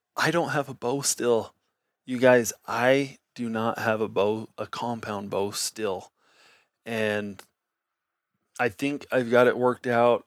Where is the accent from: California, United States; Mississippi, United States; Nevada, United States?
Nevada, United States; I grew up in Nevada